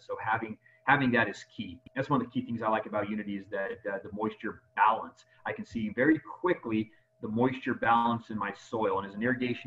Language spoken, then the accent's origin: English; Las Vegas, Nevada, United States; I native Nevada and love my hometown